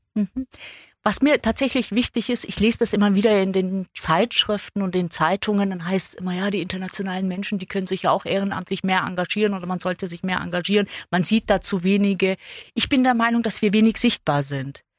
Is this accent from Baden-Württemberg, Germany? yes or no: yes; Ulm, Baden-Württemberg, Germany; Ich bin in Ulm geboren und komme da aus einer großen Gastarbeiterfamilie.